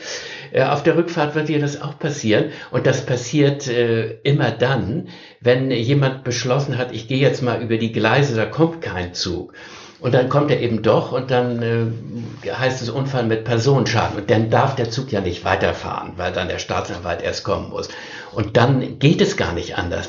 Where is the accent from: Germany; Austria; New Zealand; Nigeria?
Germany; Northern Germany; ich als Norddeutscher